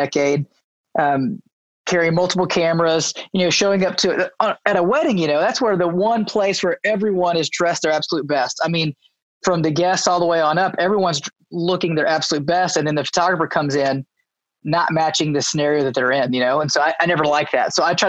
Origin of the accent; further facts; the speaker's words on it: Baton Rouge, Louisiana, United States; moved away as an adult; also born or lived in Tulsa, Oklahoma; now in Bixby, United States; I was born and raised in Baton Rouge, Louisiana.